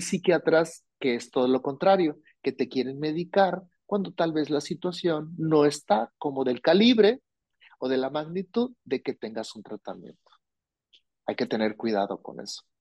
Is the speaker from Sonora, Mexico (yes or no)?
yes; Hermosillo, Sonora, Mexico; yo soy de Sonora, yo soy de Hermosillo, Sonora